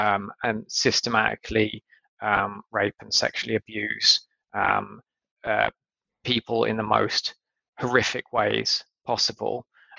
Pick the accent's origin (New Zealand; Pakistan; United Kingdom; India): United Kingdom; well, actually, I don't know, which is where I'm from, because a lot of people in the US seem to think I'm Australian for some reason. Margaret Thatcher, our former Prime Minister, is still a very popular figure.